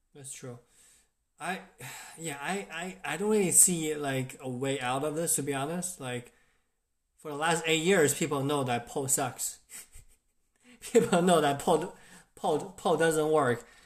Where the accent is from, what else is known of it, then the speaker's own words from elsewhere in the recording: China; now in United States; I grew up in China